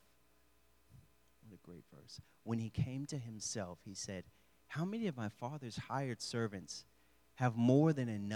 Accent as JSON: {"language": "English", "town": "Houston", "region": "Texas", "country": "United States", "also_born_or_lived": "the South", "moved": "as an adult", "lives_now": "Morgantown, United States"}